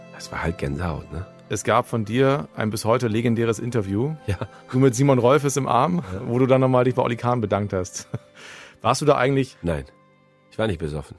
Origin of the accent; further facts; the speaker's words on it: Bremen, Germany; als Bremer